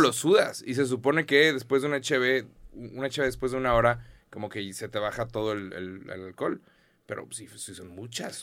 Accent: Mexico; soy mexicano

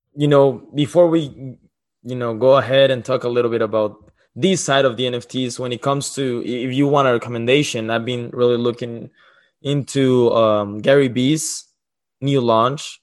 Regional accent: Mexico; moved away; I'm from Mexico.

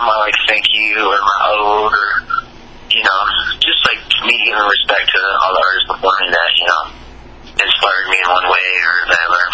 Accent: Detroit, Michigan, United States; also born or lived in Naples, Italy / New York / New Jersey; I grew up in Detroit

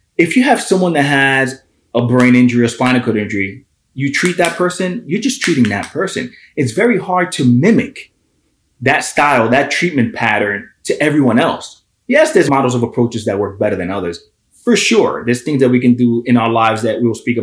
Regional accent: Hoboken, New Jersey, United States; I'm born and raised in Hoboken, New Jersey

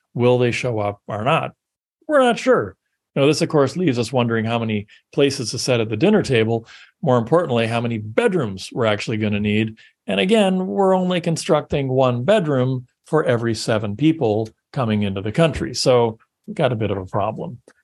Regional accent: Canada; I'm Canadian

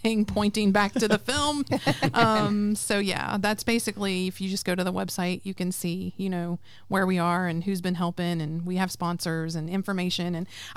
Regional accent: West Virginia, United States; I'm from West Virginia. I'm a very proud West Virginian.

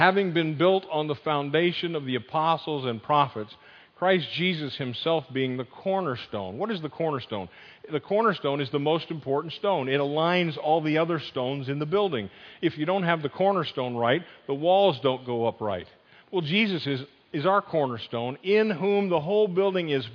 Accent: Northeast, United States; moved away; I grew up in the Northeast. I've converted. I'm not a Yankee anymore

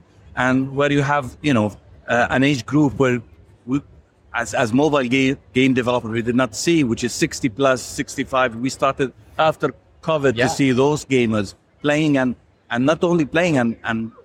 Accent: Jordan; I'm from Jordan.

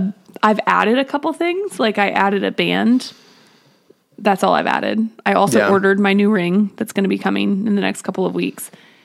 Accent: Springfield, Missouri, United States; I'm from Springfield, Missouri, and I would have, like, I grew up in Glendale District, but I went to Central across town because I was in the International Baccalaureate program.

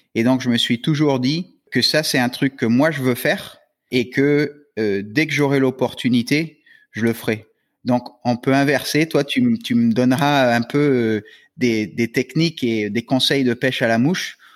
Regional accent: Florida, United States; now in New Caledonia; quand j'étais jeune aux US, euh, en Floride

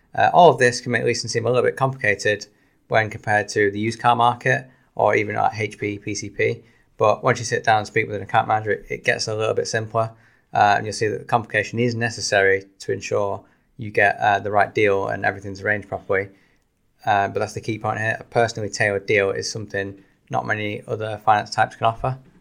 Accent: Salford, North West England, United Kingdom; I am from Salford

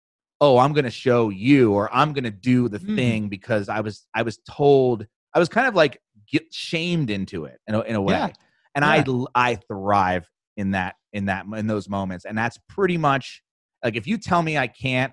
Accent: New Jersey, United States; I am from New Jersey

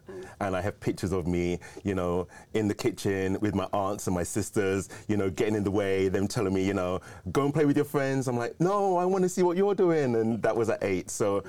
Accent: London, United Kingdom; moved away as an adult; now in California, United States; I'm originally from London and been here for the last 32 years.

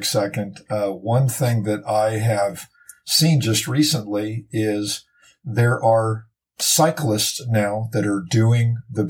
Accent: Los Angeles, California, United States; I am from Los Angeles

